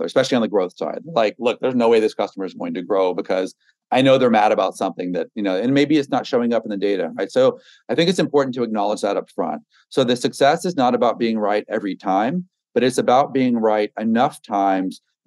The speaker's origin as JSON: {"language": "English", "region": "Texas", "country": "United States", "tie": "born or raised there", "also_born_or_lived": "Brooklyn, New York", "moved": "as an adult", "said": "I grew up in Texas"}